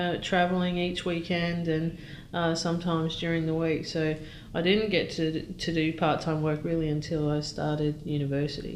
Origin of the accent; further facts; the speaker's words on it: Maryborough, Queensland, Australia; also born or lived in United Kingdom; I was born in Maryborough, Queensland.